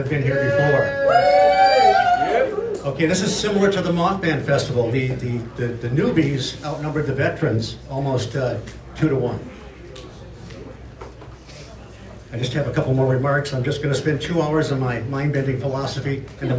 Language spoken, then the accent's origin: English; Michigan, United States; moved away; I'm formerly from Michigan.